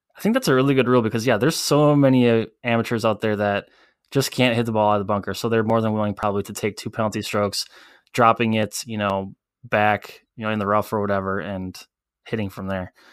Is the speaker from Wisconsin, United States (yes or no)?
yes; Wisconsin, United States; we are from Wisconsin